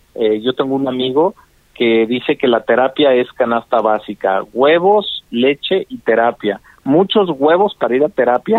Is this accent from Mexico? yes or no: yes; Mexico; also born or lived in Washington, D.C., United States; yo crecí toda mi vida en México entre Cela, entre Querétaro y Celaya